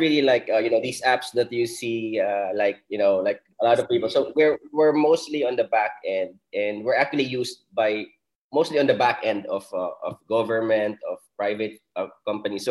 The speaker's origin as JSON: {"language": "English", "town": "Legazpi", "region": "Bicol Region", "country": "Philippines", "tie": "born or raised there", "moved": "yes", "lives_now": "Manila, Philippines", "said": "I came from Legazpi City, so that's where I grew up. That's where I studied also. So I'm not from Metro Manila"}